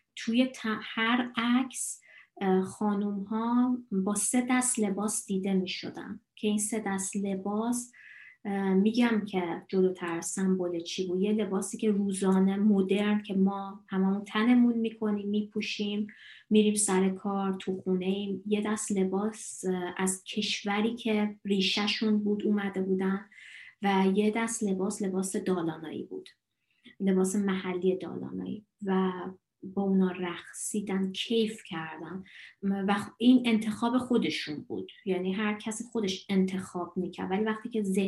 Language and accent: Persian; Iran; also born or lived in Dalarna, Sweden; now in Sweden; من از ایران میام